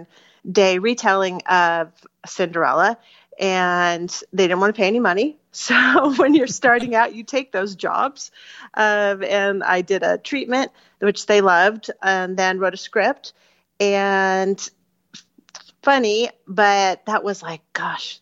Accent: Los Angeles, California, United States; I grew up in Studio City

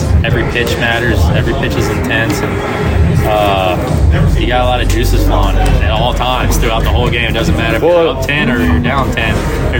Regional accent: Baton Rouge, Louisiana, United States; Yeah, I'm from Baton Rouge in Louisiana.

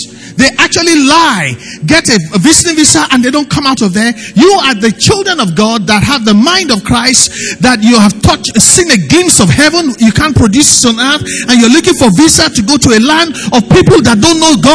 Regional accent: Nigeria; life as a Nigerian

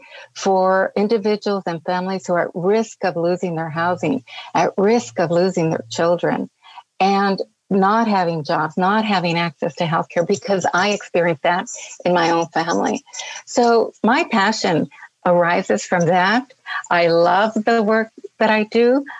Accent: Los Angeles, California, United States; I grew up in poverty in East Los Angeles. I'm a native Angeleno.

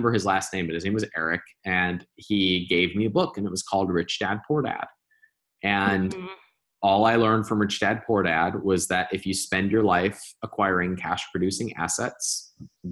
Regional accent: Cleveland, Ohio, United States; moved away; also born or lived in Indiana; I grew up in Cleveland, Ohio

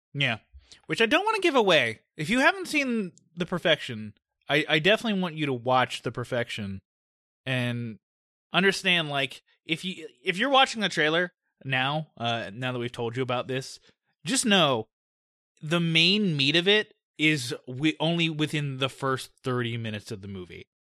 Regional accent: United States; we're American

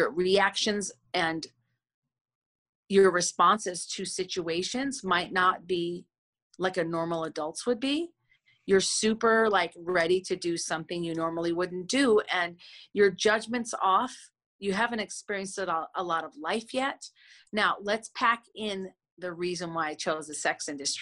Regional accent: Minneapolis, Minnesota, United States; I grew up in Minnehaha Avenue and Lake Street. That was my hood.

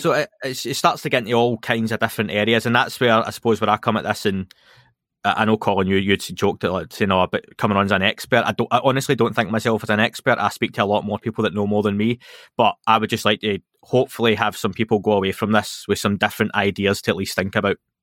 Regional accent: Scotland, United Kingdom; being Scottish

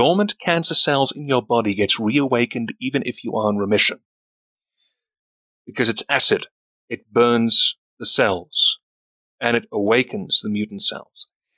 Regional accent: South Africa; He's from my country. I'm from South Africa

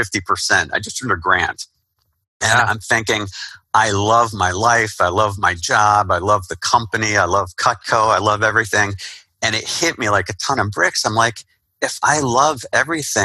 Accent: Somerset, New Jersey, United States; I would really like to move back home to my hometown of Somerset, New Jersey.

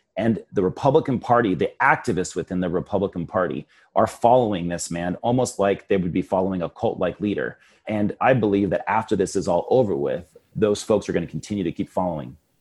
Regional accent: Yucca Valley, California, United States; Yucca Valley Town Council, my hometown

